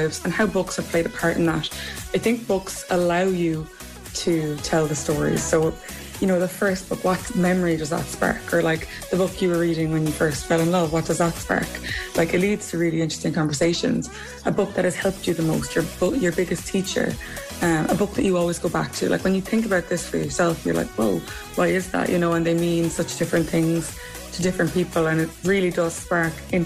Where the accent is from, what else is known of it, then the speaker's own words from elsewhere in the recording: Limerick, Munster, Ireland; moved away as an adult; also born or lived in New York; I moved home from New York pretty much at the start of the pandemic. I think we were maybe 2 or 3 weeks in, and I moved back to Limerick